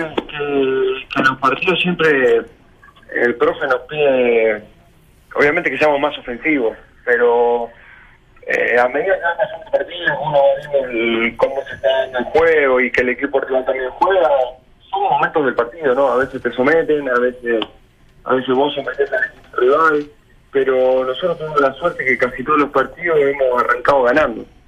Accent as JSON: {"language": "Spanish", "country": "Argentina", "tie": "born or raised there", "also_born_or_lived": "Rosario, Argentina", "moved": "as an adult", "lives_now": "Chile", "said": "yo soy de un pueblo de 5.000 habitantes, nací en Rosario porque en el pueblo no no se puede"}